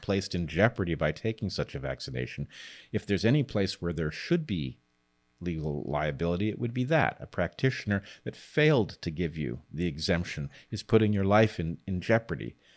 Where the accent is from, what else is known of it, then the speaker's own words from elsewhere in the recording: United States; I'm American